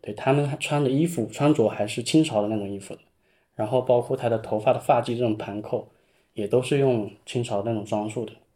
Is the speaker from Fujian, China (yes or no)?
yes; Zhouning, Fujian, China; moved away as an adult; also born or lived in Shenzhen; 因为土生土长这边我更想说留住